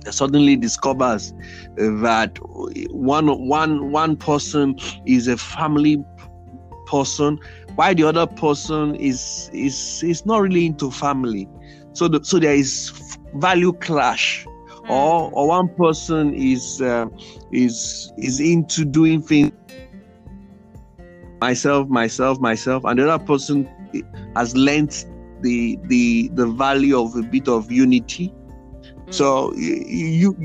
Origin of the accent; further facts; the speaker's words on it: Ekiti, Nigeria; we're from Ekiti State